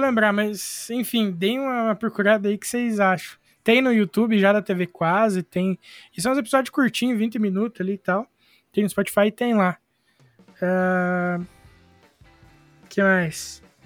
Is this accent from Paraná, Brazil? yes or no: yes; Irati, Paraná, Brazil; eu sou de Irati, no Paraná